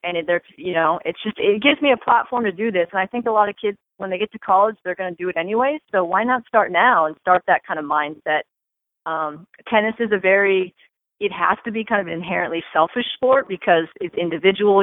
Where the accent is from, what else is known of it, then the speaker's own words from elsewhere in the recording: Southern California, United States; I grew up in Southern California